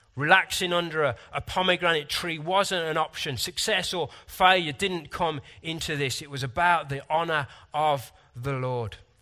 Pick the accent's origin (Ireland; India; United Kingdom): United Kingdom; Sometimes I'm frustratingly British, reserved, logical, scientific.